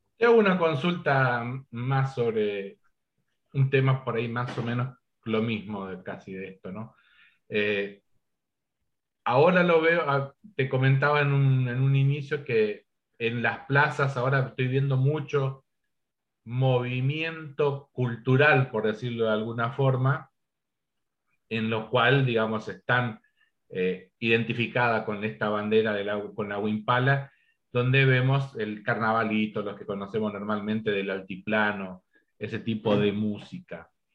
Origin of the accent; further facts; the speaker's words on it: Argentina; nuestra identidad como Argentina